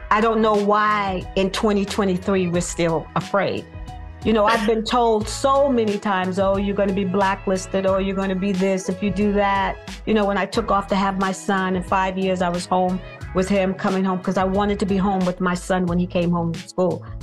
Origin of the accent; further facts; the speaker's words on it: New York City, New York, United States; I'm from Brooklyn, New York, grew up in Bed Stuy